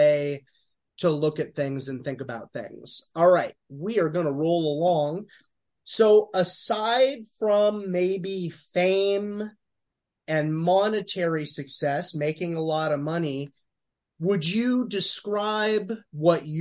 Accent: Eastern Los Angeles County, California, United States; now in New York, United States; I'm not from New York City. I'm from, you know, Eastern Los Angeles County

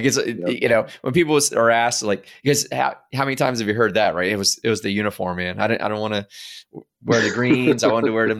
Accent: Maryland, United States; moved away as an adult; also born or lived in San Diego; So I'm over here on the shore myself, but born and raised in Maryland.

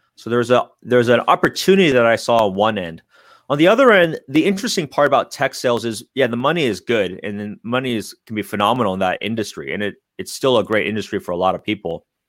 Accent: San Francisco Bay Area, California, United States; I'm born and raised in the Bay Area

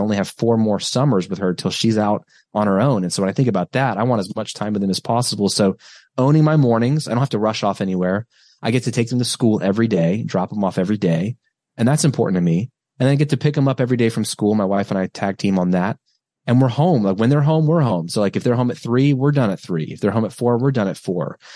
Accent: United States

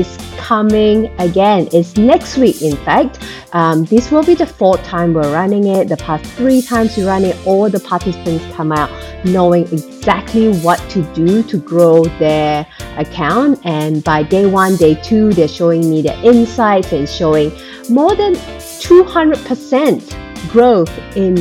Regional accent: Malaysia; I was born and bred in Malaysia. So I went to school in Malaysia

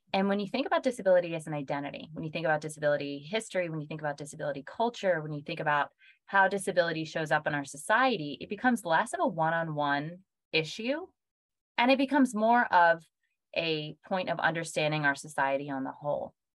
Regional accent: Pennsylvania, United States; Pennsylvania, which is my home state

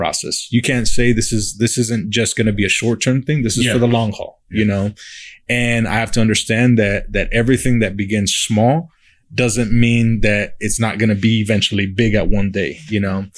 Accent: Uvalde, Texas, United States; moved away as an adult; now in San Antonio, United States; I grew up in Uvalde

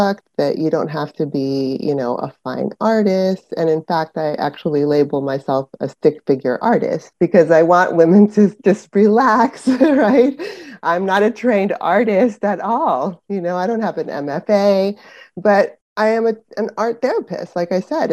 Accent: San Francisco Bay Area, California, United States; also born or lived in Panama; now in Northern California, United States; I was born in Panama, actually, and immigrated to the United States in the San Francisco Bay Area, specifically, when I was seven

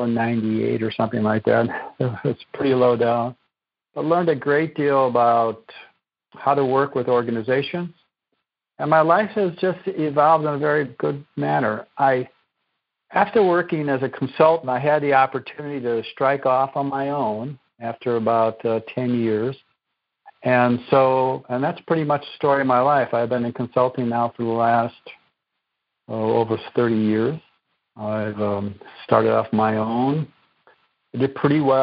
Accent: Chicago, Illinois, United States; moved away as an adult; also born or lived in East Coast; I grew up on the west side of Chicago many years ago, and still an Illinois boy

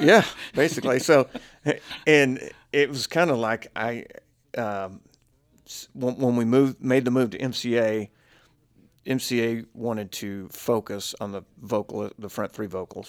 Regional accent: Texas, United States; we're both from Texas

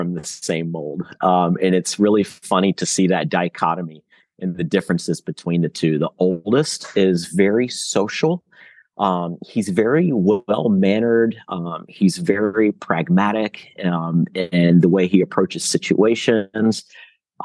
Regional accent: Roanoke, Virginia, United States; now in Jacksonville, United States; I was born in Roanoke at Roanoke Memorial Hospital. My family is from Roanoke

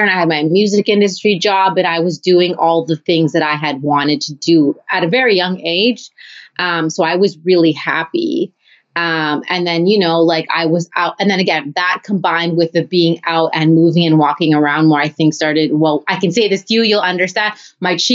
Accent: Winnipeg, Manitoba, Canada; now in Toronto, Canada; I grew up in Winnipeg

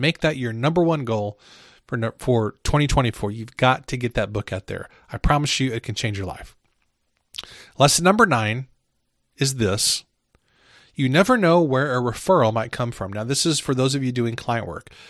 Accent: Midwest, United States; I'm from the Midwest.

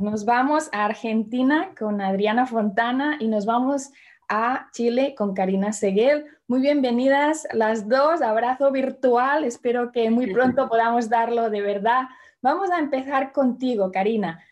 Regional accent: Barcelona, Catalonia, Spain; yo nací en Barcelona

